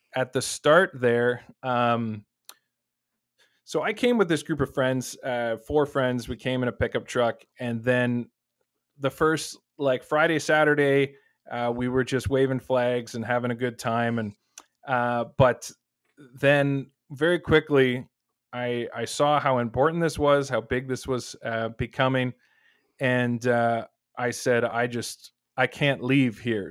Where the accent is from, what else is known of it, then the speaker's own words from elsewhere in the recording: Waterloo, Ontario, Canada; I'm from the Waterloo area